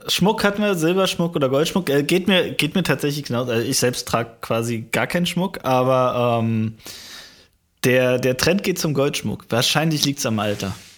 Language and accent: German; deep East, eastern Germany, Germany; meiner Heimatstadt, wirklich im tiefsten Osten